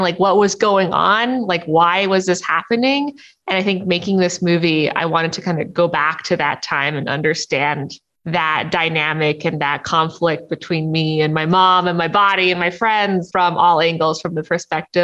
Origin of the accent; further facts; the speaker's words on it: Toronto, Ontario, Canada; Any opportunity I can get to give a shout out to my hometown, I gladly take. I just love Toronto